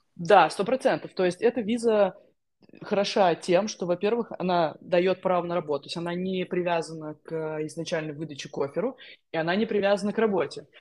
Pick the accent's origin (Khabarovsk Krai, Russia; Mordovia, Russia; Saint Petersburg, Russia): Mordovia, Russia; Saransk; moved away as an adult; also born or lived in Moscow / Armenia; now in London, United Kingdom; Я изначально из Саранска